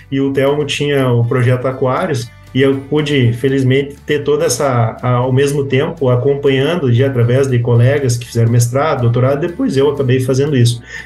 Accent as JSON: {"language": "Portuguese", "town": "Cachoeira do Sul", "region": "Rio Grande do Sul", "country": "Brazil", "tie": "born or raised there", "also_born_or_lived": "Santa Maria", "moved": "as an adult", "lives_now": "Cruz Alta, Brazil", "said": "Sou natural de Cachoeira do Sul, sou de família é, ligada ao meio rural"}